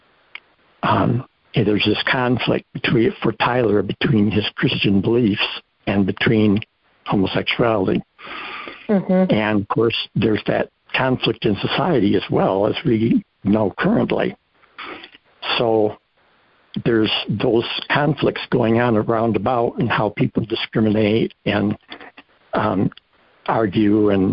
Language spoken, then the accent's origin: English; Cedar Springs, Michigan, United States; also born or lived in Grand Rapids, Michigan; I'm from Michigan, and I was born here in Grand Rapids, raised in Cedar Springs